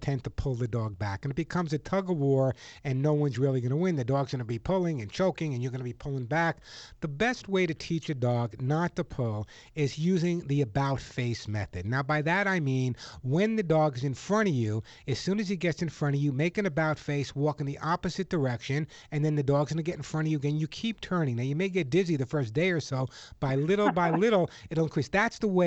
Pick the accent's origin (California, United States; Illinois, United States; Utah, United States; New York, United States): New York, United States; now in Los Angeles, United States; I grew up in New York in the Bronx